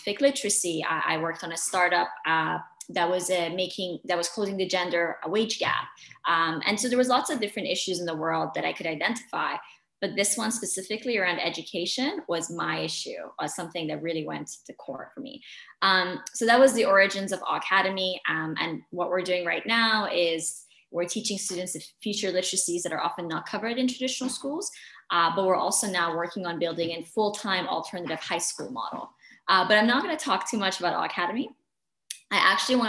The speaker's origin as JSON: {"language": "English", "region": "Dubai", "country": "United Arab Emirates", "tie": "born or raised there", "said": "I grew up in Dubai, the UAE, which is where I am right now."}